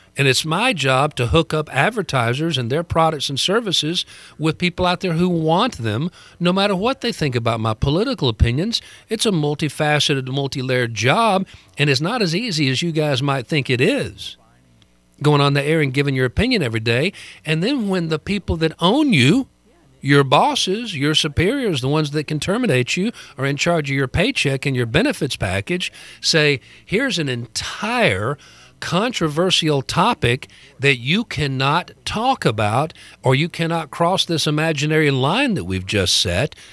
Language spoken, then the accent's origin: English; Bowdon, Georgia, United States; it's something that is celebrated in my hometown